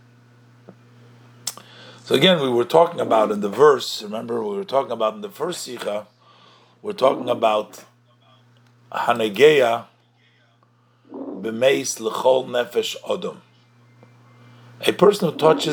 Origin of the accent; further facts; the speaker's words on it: New York, United States; I was born in the Rebbe's court. That's where I was born. I was born and I was raised over there.